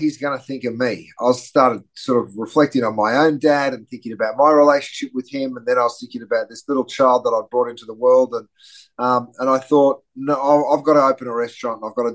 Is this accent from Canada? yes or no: no; Australia; moved away as an adult; also born or lived in London, United Kingdom; now in Los Angeles, United States; I grew up in Australia, which explains the slightly strange accent